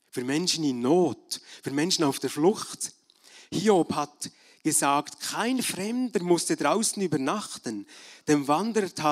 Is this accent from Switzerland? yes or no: yes; Bern, Switzerland; now in Germany; Als Berner Oberländer habe ich mich ab und zu geärgert über deutsche Touristen, Feriengäste, die direkten Mentalität, am Skilift oder in der Metzgerei oder wenn sie nicht rückwärts fahren wollten, da zwischen Frutigen und Elsigbach, wenn es schmal war.